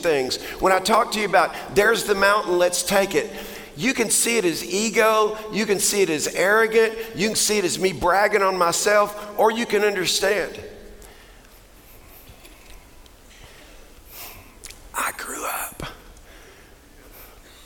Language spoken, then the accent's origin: English; Texas, United States; I'm a Texan